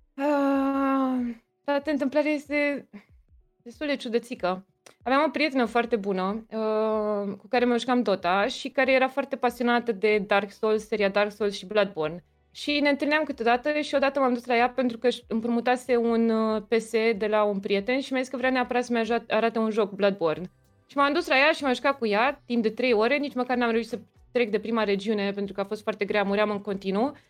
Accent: Brașov, Brașov County, Romania; moved away as an adult; now in Bucharest, Romania; Din Brașov, am uitat să zic. Asta brașovean, că m-am mutat în București acum vreo 8 ani, cred. Am venit la facultate

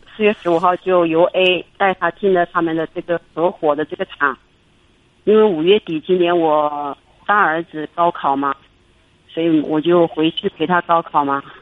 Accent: Hubei, China; moved away as an adult; now in Guangzhou, China; 我自己是湖北省的，湖北的其实在广东这边打工

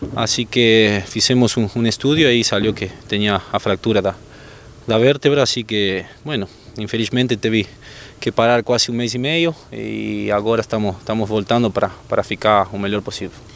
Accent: Argentina; Portuguese is a second language; moved away as an adult; now in Brazil; eu, como argentino

